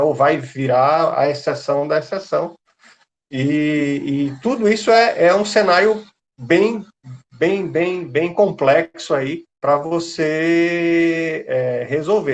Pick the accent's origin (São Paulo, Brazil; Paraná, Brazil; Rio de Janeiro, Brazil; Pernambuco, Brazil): Pernambuco, Brazil; Recife; eu sou é, pernambucano, sou aqui de Recife